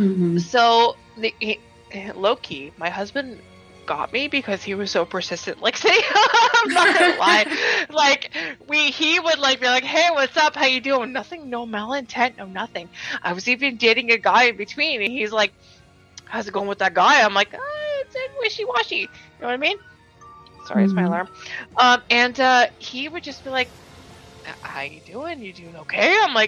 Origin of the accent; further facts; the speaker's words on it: Canada; even as a North American, I'm Canadian